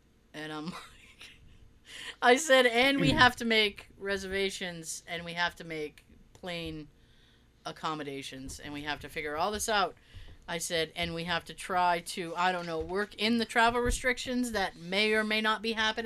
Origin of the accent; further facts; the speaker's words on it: United States; accent: American; I'm an American